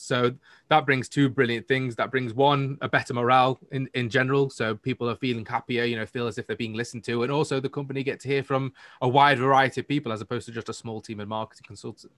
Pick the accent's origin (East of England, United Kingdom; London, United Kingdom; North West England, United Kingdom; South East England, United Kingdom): North West England, United Kingdom; Manchester; I'm from the north of the UK in Manchester